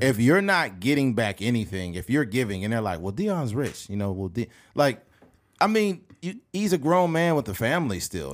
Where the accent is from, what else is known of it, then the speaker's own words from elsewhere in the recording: Bakersfield, California, United States; also born or lived in Delano, California; I moved from Delano to Bakersfield in ninety-three.